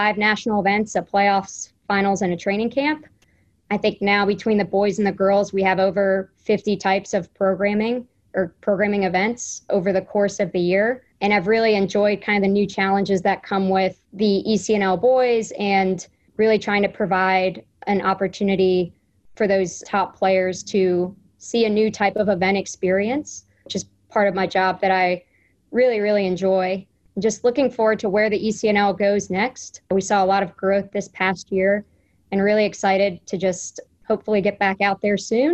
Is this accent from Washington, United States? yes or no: no; South Carolina, United States; moved away as an adult; also born or lived in West Virginia; I grew up in South Carolina